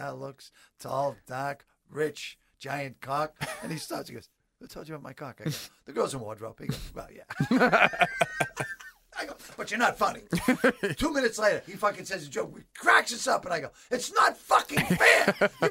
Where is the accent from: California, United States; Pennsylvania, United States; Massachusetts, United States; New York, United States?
Massachusetts, United States; Boston; I was from Boston